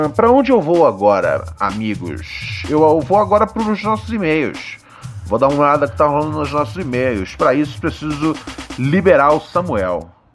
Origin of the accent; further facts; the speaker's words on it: Brazil; eu sou brasileiro